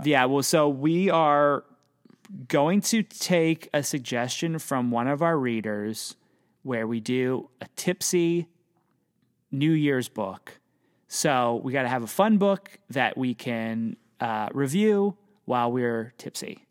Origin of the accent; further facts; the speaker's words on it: Pennsylvania, United States; I'm from Pennsylvania.